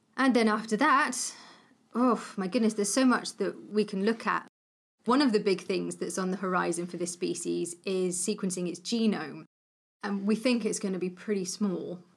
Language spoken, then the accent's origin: English; Cornwall, South West England, United Kingdom; I grew up in Cornwall.